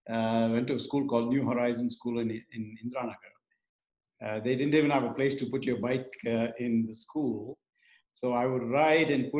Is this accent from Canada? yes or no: no; Bengaluru, Karnataka, India; moved away as an adult; now in United States; Born and raised in Bengaluru, one of my favorite cities. We moved to the States 2001. So I've been here about 20 years